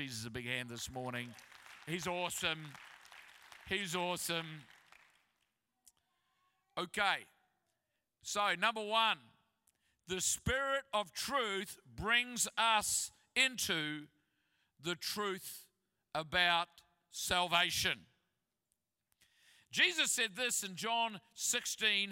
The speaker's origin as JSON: {"language": "English", "town": "Christchurch", "region": "Canterbury", "country": "New Zealand", "moved": "yes", "said": "I'm from Christchurch"}